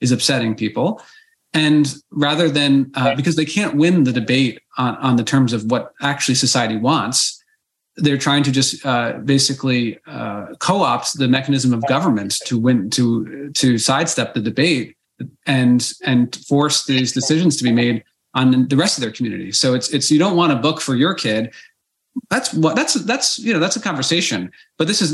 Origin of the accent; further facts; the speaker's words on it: Basking Ridge, New Jersey, United States; My hometown, growing up at Basking Ridge, New Jersey